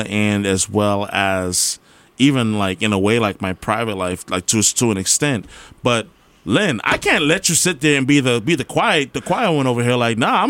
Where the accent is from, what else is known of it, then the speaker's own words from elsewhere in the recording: Guyana; I'm Guyanese, so, like, this...